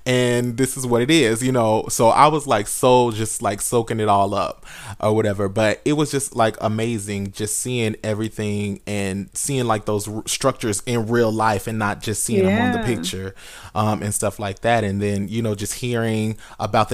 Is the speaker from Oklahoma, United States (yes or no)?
yes; Oklahoma, United States; I'm yeah. from Oklahoma